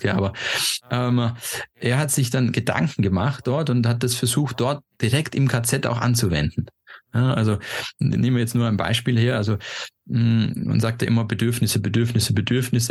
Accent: Stuttgart, Baden-Württemberg, Germany; moved away as an adult; also born or lived in Austria / Switzerland; ich bin damals in Stuttgart aufgewachsen, habe in Österreich studiert, in der Schweiz dann sechs Jahre gearbeitet

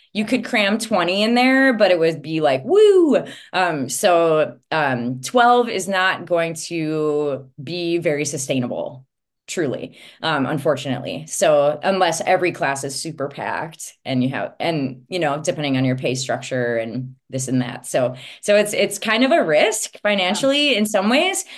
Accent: Princeton, Minnesota, United States; I grew up in Princeton, Minnesota

